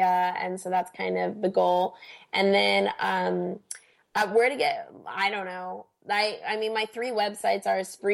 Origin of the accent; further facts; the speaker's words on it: United States; As an American